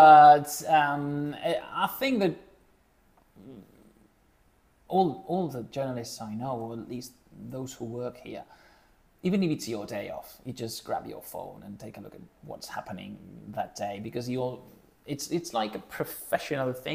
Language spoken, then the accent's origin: English; Menorca, Balearic Islands, Spain; moved away as an adult; also born or lived in Barcelona; I'm originally from Menorca, which is a really small island in the Mediterranean Sea.